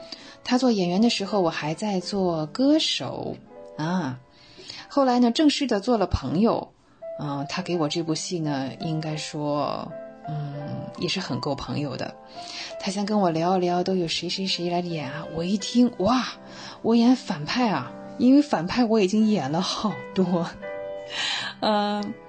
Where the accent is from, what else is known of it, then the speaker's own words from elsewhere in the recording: China; 我希望年轻的一辈永远要记住，而且是很有必要的记住，我们是中国人。